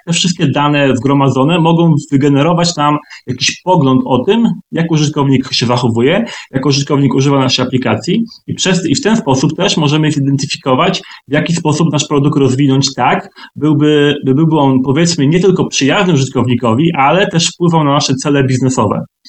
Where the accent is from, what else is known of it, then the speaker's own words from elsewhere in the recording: Twardogóra, Lower Silesian Voivodeship, Poland; moved away as an adult; also born or lived in Wrocław; now in London, United Kingdom; pochodzę w sumie z Wrocławia, spod Wrocławia, z takiej małej miejscowości o nazwie Twardogóra